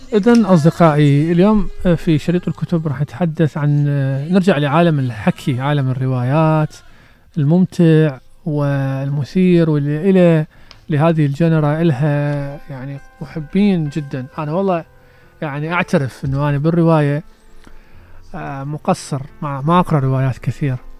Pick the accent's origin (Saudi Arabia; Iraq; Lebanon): Iraq; عندنا في العراق